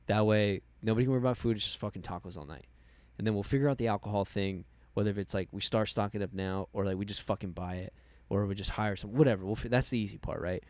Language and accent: English; Arizona, United States